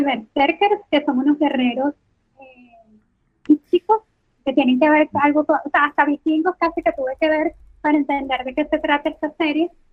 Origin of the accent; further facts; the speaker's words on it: Venezuela; accent: costeño, caraqueño; moved away; Venezuela, que es de donde yo soy